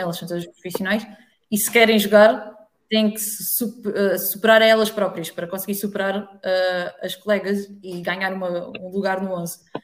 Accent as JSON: {"language": "Portuguese", "region": "Alentejo", "country": "Portugal", "said": "Eu sou do Alentejo"}